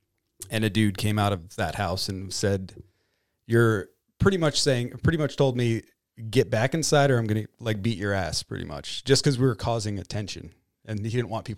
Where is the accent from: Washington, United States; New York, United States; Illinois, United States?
New York, United States; Bronx; also born or lived in Detroit; growing up in the Bronx and then Detroit and back and forth from all these, you know, not poor cities, but, you know, impoverished cities.